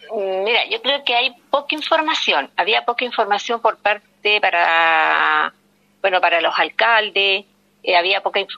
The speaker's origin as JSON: {"language": "Spanish", "region": "Antofagasta", "country": "Chile", "said": "yo soy de acá de Antofagasta"}